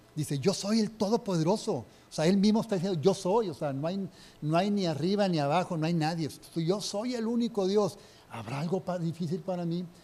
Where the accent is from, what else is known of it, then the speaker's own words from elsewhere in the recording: Linares, Nuevo León, Mexico; yo soy de Linares